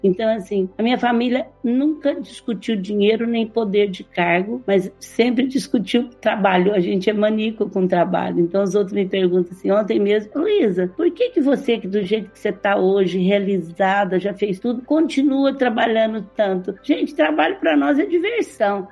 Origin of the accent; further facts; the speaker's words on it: Franca, São Paulo, Brazil; accent: southern Minas Gerais; Eu sou de Franca. Franca é uma cidade no interior de São Paulo